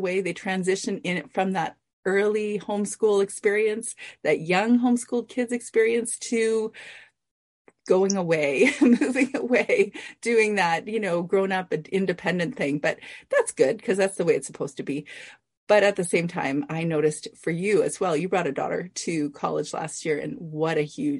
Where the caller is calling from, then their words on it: British Columbia, Canada; I'm in British Columbia.